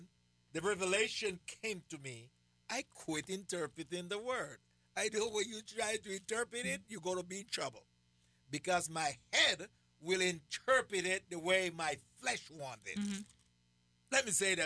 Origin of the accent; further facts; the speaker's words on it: Jamaica; accent: Jamaican; I still have my Jamaican accent